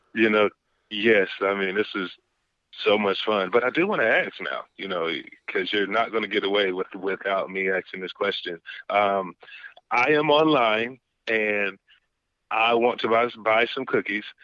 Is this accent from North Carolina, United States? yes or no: yes; North Carolina, United States; I am from North Carolina. I am from, I guess you would consider the the country